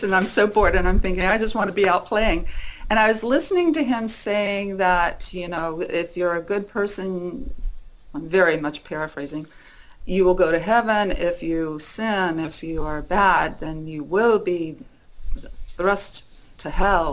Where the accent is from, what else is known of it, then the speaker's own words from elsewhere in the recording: Muncie, Indiana, United States; I was raised in Indiana, a little town called Muncie, Indiana